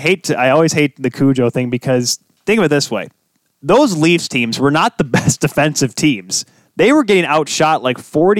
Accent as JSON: {"language": "English", "region": "Michigan", "country": "United States", "tie": "born or raised there", "said": "We grew up here in Michigan"}